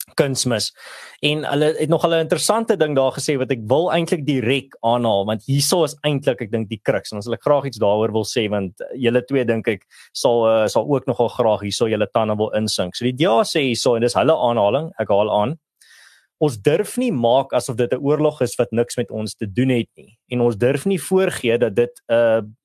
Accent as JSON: {"language": "Afrikaans", "country": "South Africa", "said": "as 'n Afrikaner"}